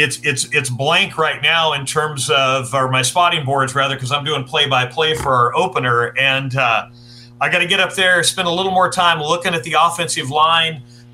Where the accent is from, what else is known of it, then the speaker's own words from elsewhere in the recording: Shafter, California, United States; also born or lived in Bay Area, California; now in Salinas, United States; I grew up near Bakersfield, a little town called Shafter.